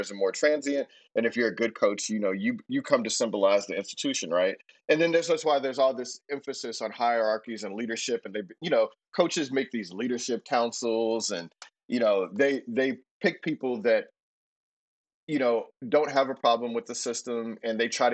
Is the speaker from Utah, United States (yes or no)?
no; Houston, Texas, United States; I didn't even know people on the other side of town when I was growing up in Houston